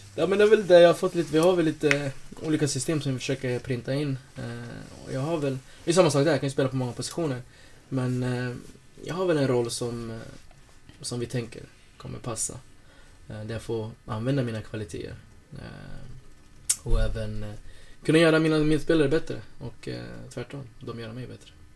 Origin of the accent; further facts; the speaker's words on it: Norrköping, Östergötland, Sweden; moved away as an adult; also born or lived in Lycksele / Åsele; now in Sundsvall, Sweden; jag är uppvuxen i Norrköping